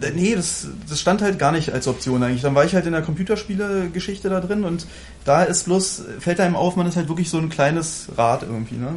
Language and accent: German; Germany; als Deutscher